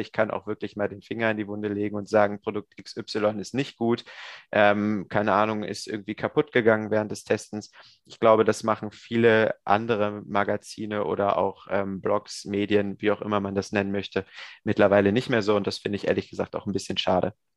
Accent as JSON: {"language": "German", "area": "near Hanover", "region": "Lower Saxony", "country": "Germany", "said": "Ursprünglich bin ich aus Niedersachsen in der Nähe von Hannover"}